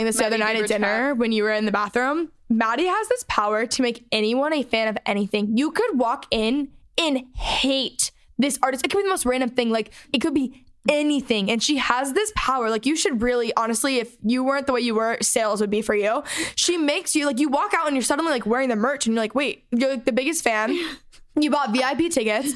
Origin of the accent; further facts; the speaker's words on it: McKinney, Texas, United States; we grew up in McKinney, Texas, North Dallas